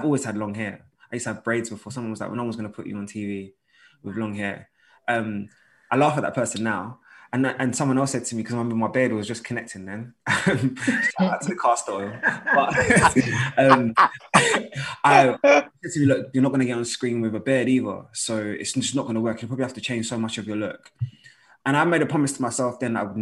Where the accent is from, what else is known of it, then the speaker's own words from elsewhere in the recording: London, United Kingdom; I'm from North London